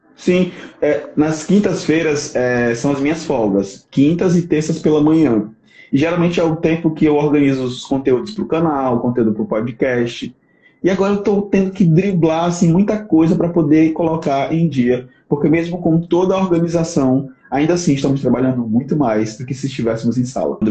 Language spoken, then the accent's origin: Portuguese; Aracati, Ceará, Brazil; also born or lived in sertão, Ceará; minha mãe mora lá no litoral, lá em Aracati, de onde eu sou, né? Que de fato eu sou de Aracati